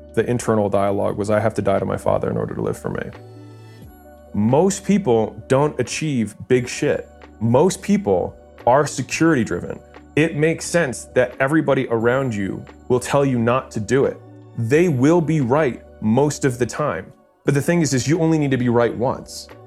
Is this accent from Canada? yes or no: no; Baltimore, Maryland, United States; moved away as an adult; also born or lived in California; I was in California, I'm from Baltimore